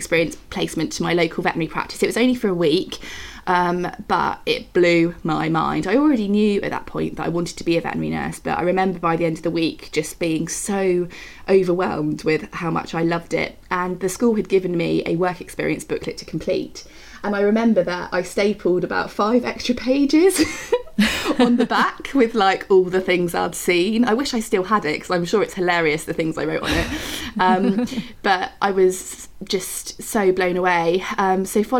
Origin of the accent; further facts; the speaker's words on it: Oxfordshire, South East England, United Kingdom; accent: English; now in Buckinghamshire, United Kingdom; I am from Oxfordshire in England originally, but I'm living in Buckinghamshire at the moment